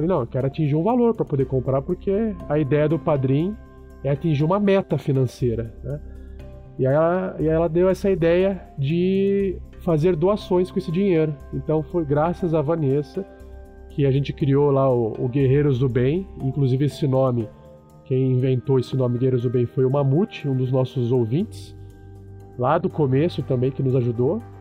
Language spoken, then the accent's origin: Portuguese; South Region, Brazil; eu sou do Sul